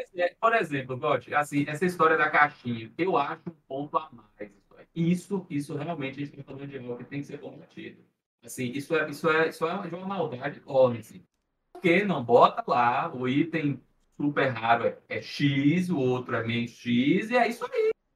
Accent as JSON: {"language": "Portuguese", "region": "interior of Bahia", "country": "Brazil", "said": "eu sou do interior da Bahia"}